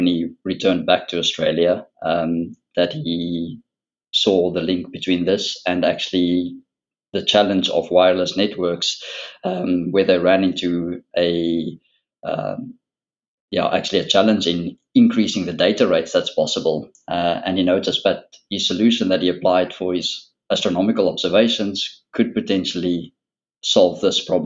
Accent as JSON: {"language": "English", "country": "South Africa", "moved": "as an adult", "lives_now": "Netherlands", "said": "Originally, I am from South Africa"}